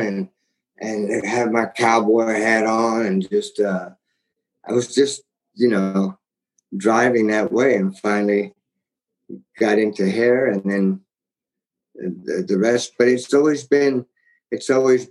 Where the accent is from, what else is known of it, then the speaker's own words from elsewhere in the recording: Texas, United States; I'm from Texas.